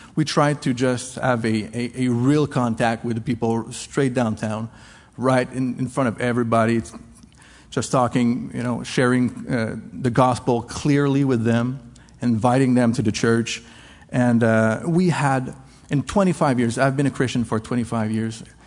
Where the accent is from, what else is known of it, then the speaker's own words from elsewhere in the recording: Canada; English is a second language; now in La Rochelle, France; I'm French Canadian